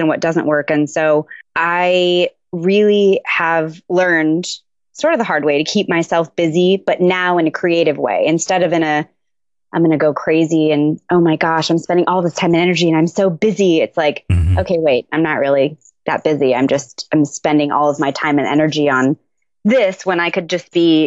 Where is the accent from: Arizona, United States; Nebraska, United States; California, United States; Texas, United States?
Arizona, United States; Tucson; I'm originally from Tucson, Arizona. I was born there, moved around a little bit, and but ended up ultimately back in Tucson.